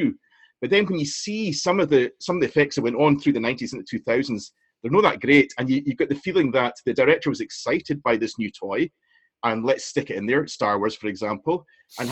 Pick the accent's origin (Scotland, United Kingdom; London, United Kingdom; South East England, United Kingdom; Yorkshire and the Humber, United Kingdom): Scotland, United Kingdom; Inverness; I'm from Inverness, I went round to Greg Street Post Office